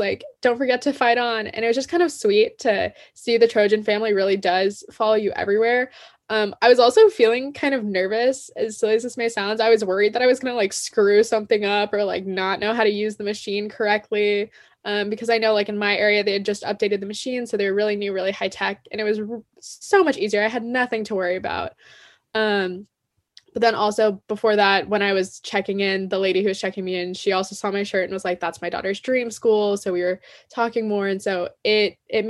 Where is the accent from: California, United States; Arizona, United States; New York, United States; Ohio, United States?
California, United States; Palos Verdes; I'm a junior from Palos Verdes, California